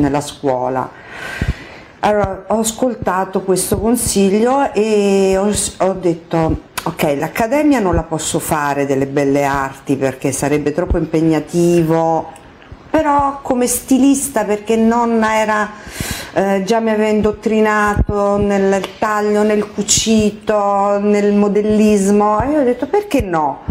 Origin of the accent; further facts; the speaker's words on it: Palermo, Sicily, Italy; siciliana di Palermo